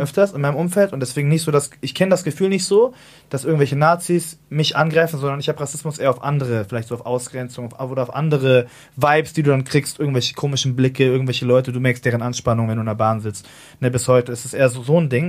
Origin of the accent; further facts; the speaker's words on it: Hamburg, Germany; ich bin ja so in Altona groß geworden